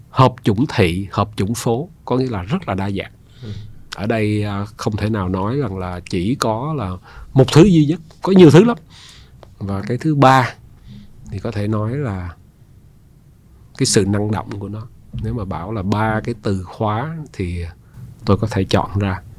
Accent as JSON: {"language": "Vietnamese", "region": "Ho Chi Minh City", "country": "Vietnam", "tie": "born there", "said": "À, bố mẹ tôi thì à, đến từ Hà Nội. Dạ. À, tôi sinh ở Sài Gòn à, năm 1962."}